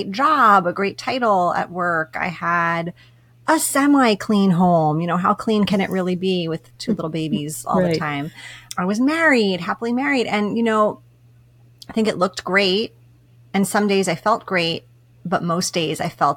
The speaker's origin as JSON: {"language": "English", "region": "East Coast", "country": "United States", "moved": "as an adult", "lives_now": "West Coast, United States", "said": "I'm from the East Coast"}